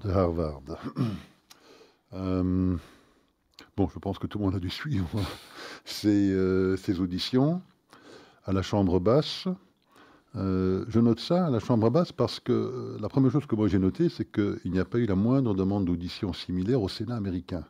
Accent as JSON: {"language": "French", "country": "Belgium", "said": "nous sommes belges"}